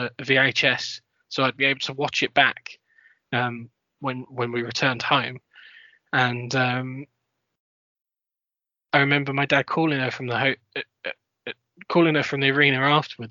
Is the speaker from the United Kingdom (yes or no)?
yes; London, United Kingdom; I grew up in London